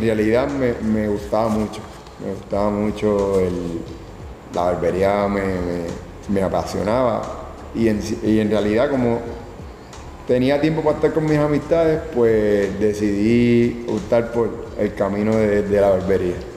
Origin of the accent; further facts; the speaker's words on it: Carolina, Puerto Rico; Nací en Carolina, Puerto Rico, el febrero 10 del 81